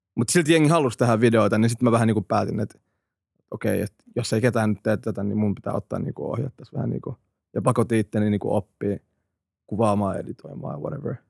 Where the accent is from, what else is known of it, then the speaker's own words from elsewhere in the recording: Finland; also born or lived in Iraq / Hämeenlinna / Helsinki; kaksivuotiaan me tultiin Suomeen